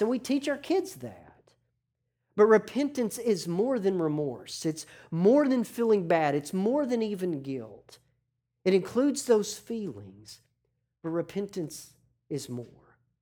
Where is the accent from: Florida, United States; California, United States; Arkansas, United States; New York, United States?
Arkansas, United States; growing up in Arkansas with professional sports, you have a disadvantage because we have no professional teams